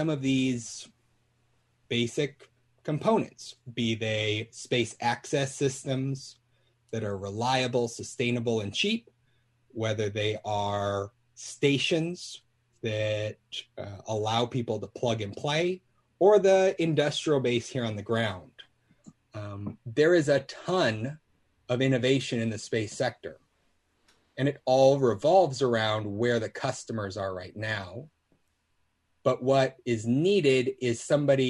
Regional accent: Alaska, United States; I grew up in Alaska

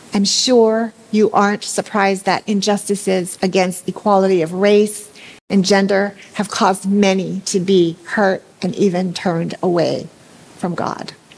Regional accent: Hawaii, United States; I grew up here in Hawaii somewhat sheltered

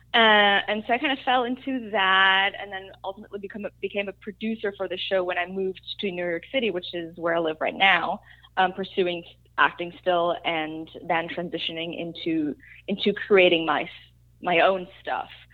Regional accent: Germany; moved away; I grew up in Germany. I'm German.

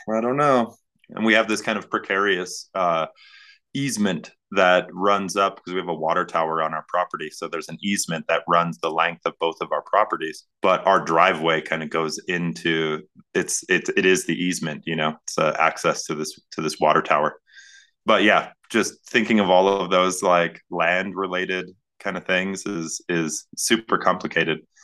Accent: Northern Plains, North Dakota, United States; now in Glorieta, United States; I'm from the Northern Plains.

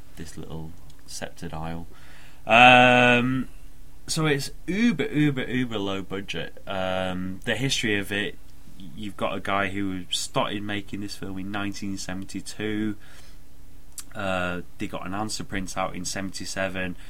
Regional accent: United Kingdom; accent: northern; moved away; Been up north visiting my family, so my accent might sound a little bit thicker than it usually does.

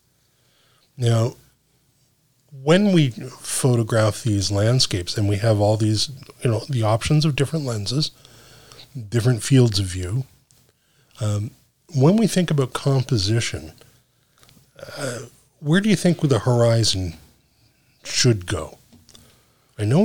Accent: Canada; I'm Canadian.

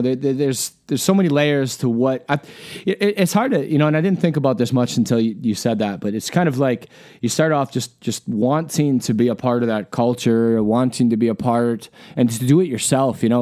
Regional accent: Wisconsin, United States; also born or lived in Alaska; now in Iowa, United States; I grew up in Wisconsin

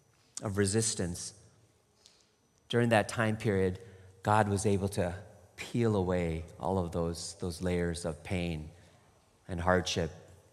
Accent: Michigan, United States; also born or lived in Toronto, Canada; And I grew up in Michigan. And Toronto, Canada

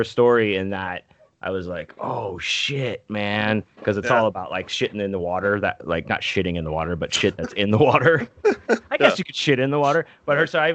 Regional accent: Pittsburgh, Pennsylvania, United States; moved away; I was born in Pittsburgh

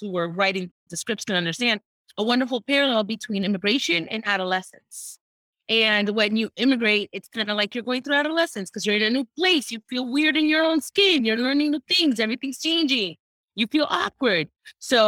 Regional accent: Miami, Florida, United States; the immigrants I grew up around in Miami

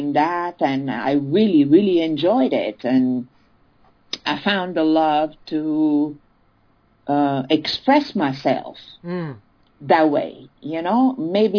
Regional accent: Italy; born or raised there; also born or lived in France

